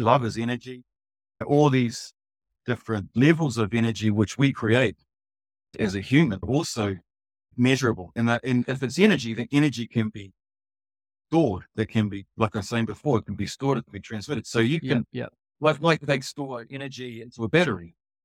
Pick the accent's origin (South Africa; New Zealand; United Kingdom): New Zealand; I'm from New Zealand